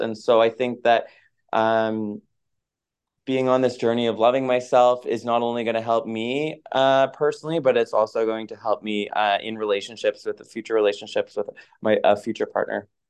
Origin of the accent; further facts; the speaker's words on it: Moncton, New Brunswick, Canada; moved away; also born or lived in Halifax, Nova Scotia; I grew up in Moncton, New Brunswick